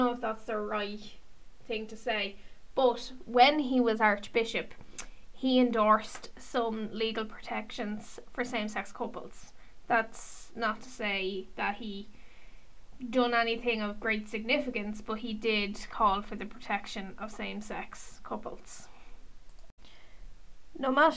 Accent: Ireland; an Irish LGBT community member

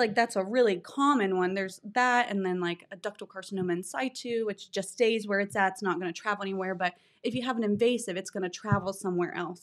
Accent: Bidwell, Ohio, United States; I grew up in Bidwell, lived there, went to school there

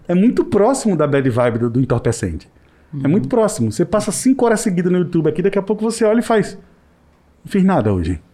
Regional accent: Northeast Region, Brazil; eu não, não tenho orgulho de ser nordestino

